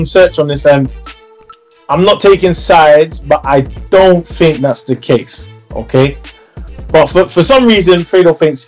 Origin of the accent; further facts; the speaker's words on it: London, United Kingdom; I came from Church Road, Northwest London, North 10. I grew up in that same era with Zeno and everyone else.